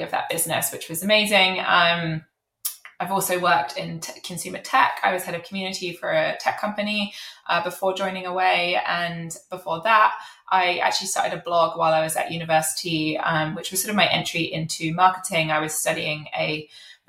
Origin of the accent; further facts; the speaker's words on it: United Kingdom; accent: British; I am British, as you can probably tell from my accent.